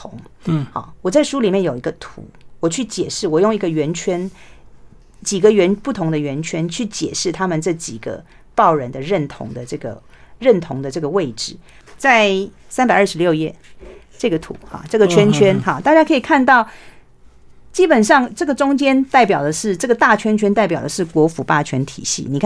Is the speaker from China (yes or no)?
no; Taiwan; first language Taiwanese Hokkien; 我小时候讲台语被罚钱的时候，我会觉得为什么这样子？